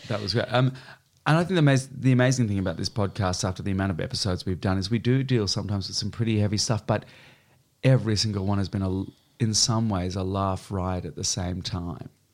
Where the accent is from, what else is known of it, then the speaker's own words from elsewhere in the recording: Australia; moved away; I was raised in Australia, uh, and now I live out of six suitcases